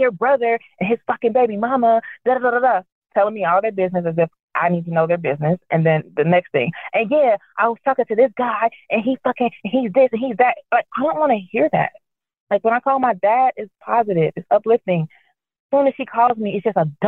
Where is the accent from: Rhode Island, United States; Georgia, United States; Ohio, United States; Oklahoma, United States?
Ohio, United States; I was born in Ohio